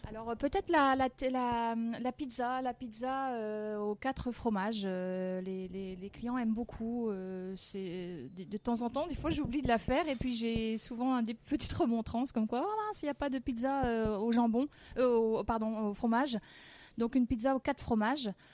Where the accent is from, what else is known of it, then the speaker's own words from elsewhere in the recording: France; je suis née, je suis née en France. Hein. C'est mon papa qui était italien et une maman euh, bretonne, mais je suis née en France